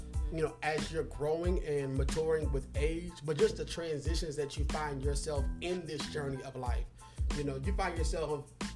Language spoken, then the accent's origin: English; Louisiana, United States; we grew up in Louisiana